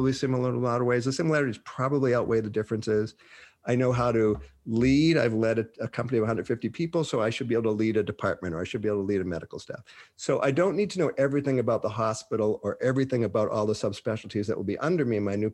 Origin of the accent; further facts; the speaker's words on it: Boston, Massachusetts, United States; moved away; also born or lived in Minnesota; I'm from Boston